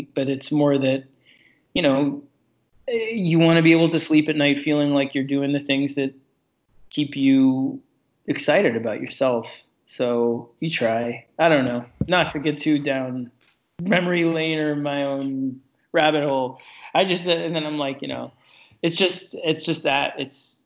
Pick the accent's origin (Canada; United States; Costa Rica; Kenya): United States; New York City, New York; I grew up in New York City, down on 26th Street and 3rd Avenue